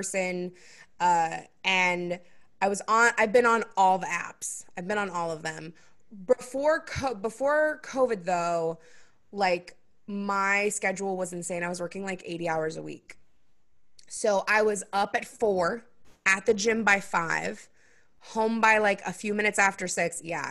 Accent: Seattle, Washington, United States; I grew up in Seattle, so I grew up in like the alt indie scene

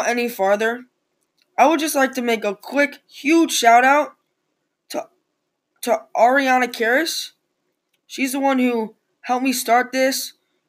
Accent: New England, United States; I'm from New England.

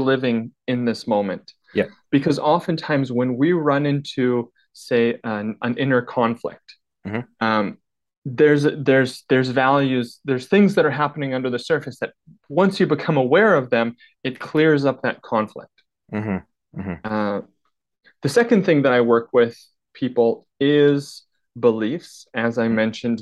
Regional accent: northern British Columbia, Canada; So I grew up in northern British Columbia in a small town of 2,000 people

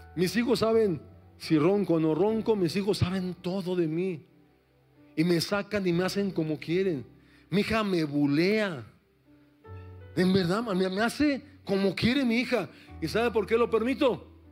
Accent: Mexico City, Mexico; soy de la Ciudad de México

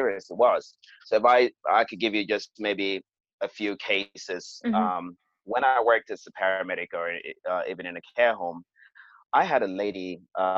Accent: Cameroon; moved away as an adult; also born or lived in United States; now in London, United Kingdom; I was born and raised in Cameroon

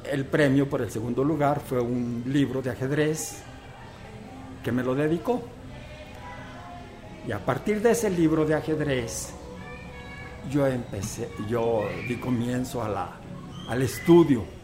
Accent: Teocaltiche, Jalisco, Mexico; born there; yo nací aquí en Teocaltiche, ya hace algunos años, en el año de 1947 yo viví una infancia eh, feliz

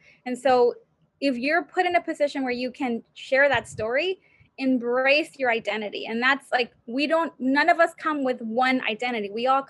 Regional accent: United States; first language Spanish; English is a second language; I'm Mexicana and I'm American. I don't have an accent and I speak fluent Spanish. It's my first language.

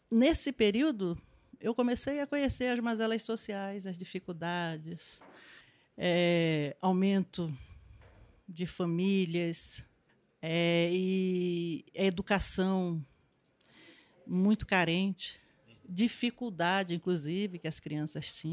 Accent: Manaus, Amazonas, Brazil; also born or lived in Novo Aripuanã, Amazonas; now in São Paulo, Brazil; Não, eu sou do Amazonas. Tá. E é eu, Amazonas? eu sou nascida em Manaus

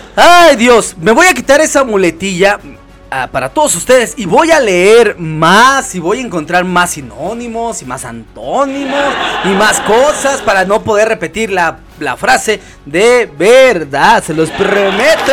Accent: Mexico; Nosotros aquí en México somos muy devotos a la Virgen de Guadalupe, es nuestra patrona y señora

